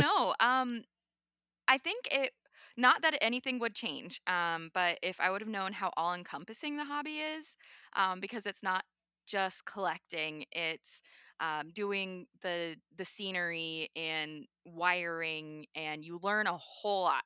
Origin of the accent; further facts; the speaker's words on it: North Dakota, United States; moved away as an adult; also born or lived in Tennessee; now in Georgia, United States; I grew up in North Dakota.